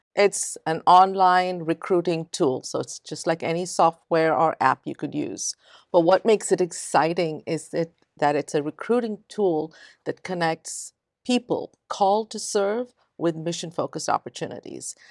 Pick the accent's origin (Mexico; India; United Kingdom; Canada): India; moved away as an adult; now in United States; and then I grew up in India, very bicultural